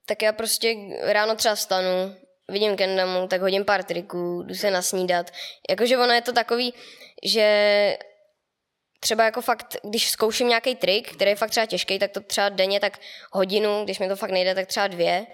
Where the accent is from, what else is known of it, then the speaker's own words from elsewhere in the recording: near Mělník, Central Bohemian Region, Czechia; od Mělníka, dvacet kilometrů od Mělníka už jenom